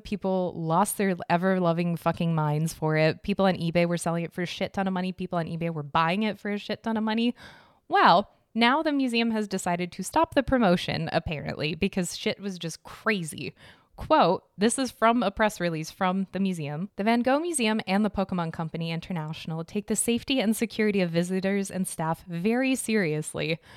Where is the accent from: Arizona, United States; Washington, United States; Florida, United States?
Arizona, United States; I'm from Arizona